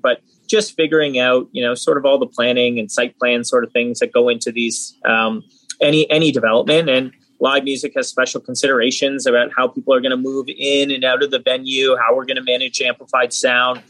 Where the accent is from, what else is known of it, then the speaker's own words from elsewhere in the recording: Hamilton, Ontario, Canada; I grew up in Hamilton as well